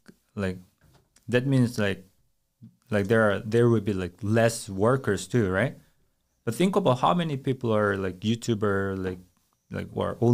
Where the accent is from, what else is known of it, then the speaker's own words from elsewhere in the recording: South Korea; moved away; I'm from Korea.